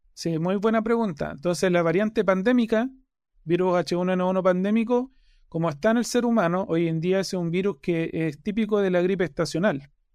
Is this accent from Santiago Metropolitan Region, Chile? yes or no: no; Chillán, Ñuble, Chile; moved away; also born or lived in Concepción, Chile; soy oriundo de Chillán, de Chile